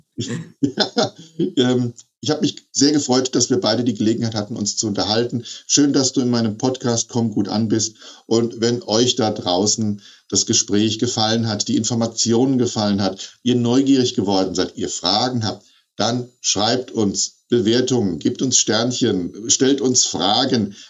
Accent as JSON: {"language": "German", "region": "Hesse", "country": "Germany", "said": "bei uns in Hessen"}